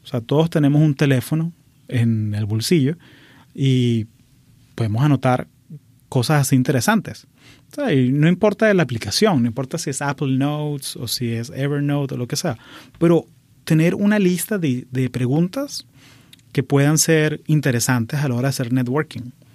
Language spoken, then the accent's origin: Spanish; Venezuela; moved away as an adult; now in United States; Nací en Venezuela, pero llevo 20 años viviendo aquí en Estados Unidos